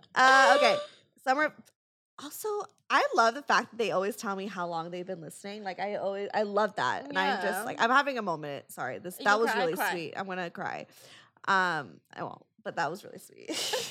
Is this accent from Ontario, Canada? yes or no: no; Saskatchewan, Canada; So I am from Saskatchewan.